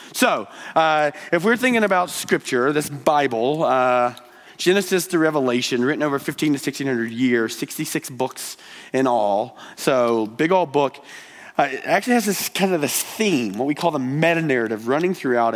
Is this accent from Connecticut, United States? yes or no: no; Georgia, United States; now in Billings, United States; I'm from Georgia. Uh, that's where this uh, draw is from